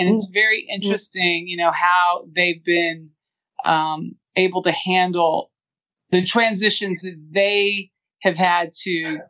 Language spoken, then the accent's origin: English; Los Angeles, California, United States; I grew up in South Central Los Angeles. My grandmother and my father raised me.